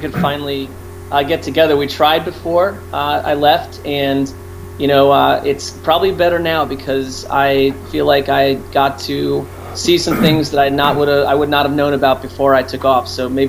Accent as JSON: {"language": "English", "area": "Jets Giants territory", "region": "East Coast", "country": "United States", "tie": "born or raised there", "said": "I grew up on the East Coast in Jets Giants territory."}